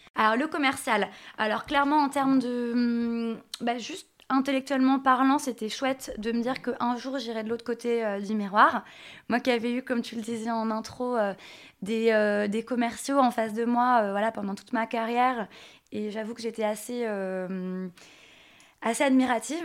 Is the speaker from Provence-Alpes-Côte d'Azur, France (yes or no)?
no; Nantes, Pays de la Loire, France; je viens de Nantes